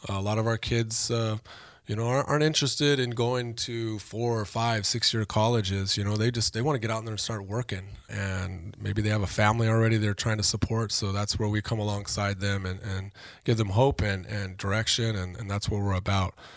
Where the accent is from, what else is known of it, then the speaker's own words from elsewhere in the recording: Oxnard, California, United States; I grew up in Oxnard